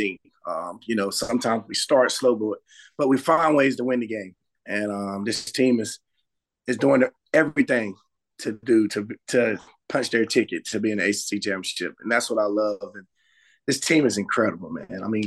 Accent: Charlotte, North Carolina, United States; we're all three from Charlotte

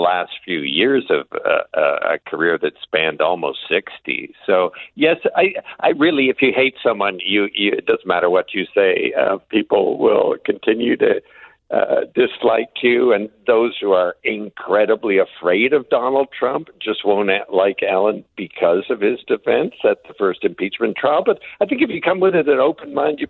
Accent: Canada; as a Canadian

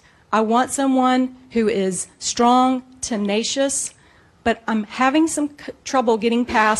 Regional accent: Columbia, South Carolina, United States; I'm from Columbia.

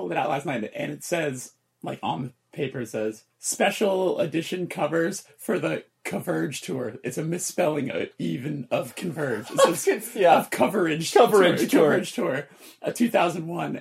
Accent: Burbank, California, United States; growing up in Burbank

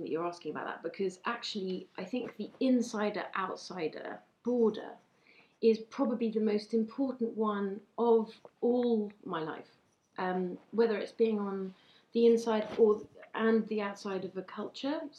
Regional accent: United Kingdom; I devoured books as a means of um, accessing my identity as a British person

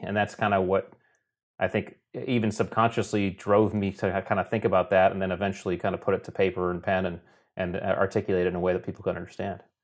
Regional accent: Connecticut, United States; we grew up in Connecticut on the coast

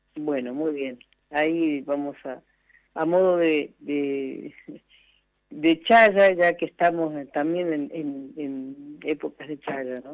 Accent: Merlo, San Luis, Argentina; he estado en, en la villa de, mi, de mi región, mi pueblo

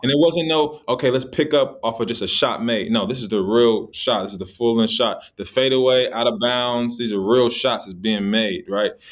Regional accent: Los Angeles, California, United States; I grew up in Los Angeles, California.

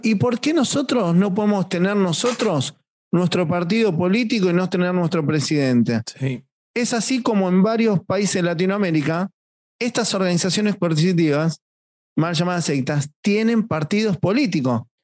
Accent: Argentina; mi país

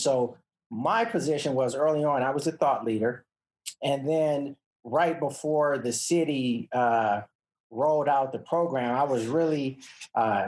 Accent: Los Angeles, California, United States; I grew up in South Central Los Angeles

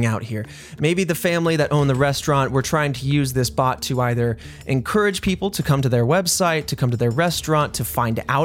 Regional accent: Indiana, United States; I grew up in Indiana

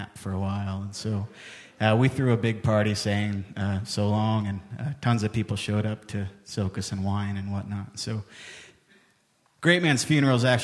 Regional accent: Portland, United States; also born or lived in Wyoming / Nashville; I have lived in Portland since

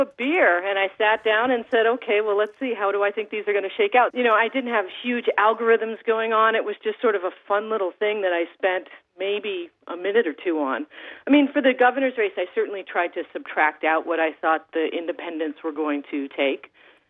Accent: Hanover, New Hampshire, United States; born there; Hanover, New Hampshire.

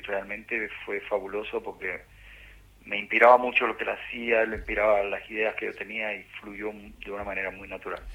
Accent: Cuba; moved away as an adult; a Argentina fue el primer país que llegué después que salí de Cuba

